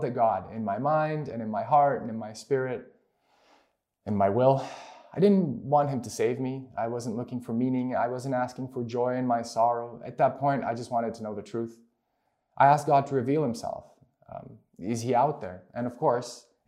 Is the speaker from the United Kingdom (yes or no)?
no; Romania; moved away; I grew up in Romania